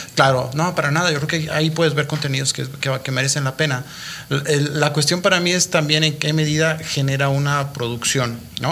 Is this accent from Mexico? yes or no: yes; Mexico; moved away as an adult; tuve que salir de México